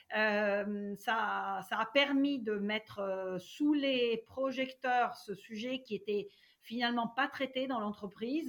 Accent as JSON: {"language": "French", "country": "Italy", "tie": "born or raised there", "moved": "as an adult", "lives_now": "France", "said": "Je suis née en Italie et euh, j'y ai vécu euh, jusqu'à mes 24 ans"}